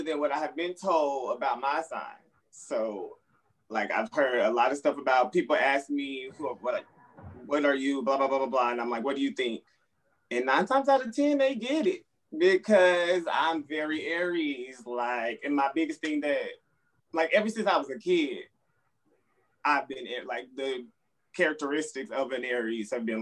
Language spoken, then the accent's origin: English; Dallas, Texas, United States; now in Harlem, United States; I'm keeping it trill in Harlem, but I'm from Texas, the best part, Dallas